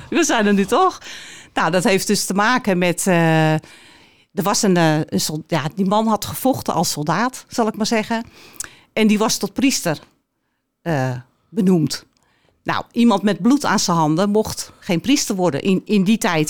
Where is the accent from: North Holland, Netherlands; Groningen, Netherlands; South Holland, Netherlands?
North Holland, Netherlands; Alkmaar; Een echte Alkmaarse, geboren en getogen in Alkmaar. Ik woon mijn leven lang al in Alkmaar.